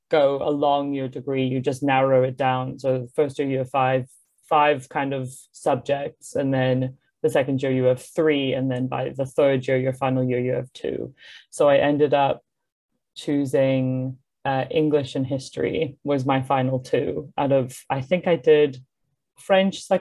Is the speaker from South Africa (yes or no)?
yes; South Africa; also born or lived in Singapore / United States; now in Hong Kong; I am from South Africa, but like most of my family is British. So I guess I'm like a British South African. Um, I moved to South Africa when I was 10. Um, I lived in America before that, and I was born in Singapore.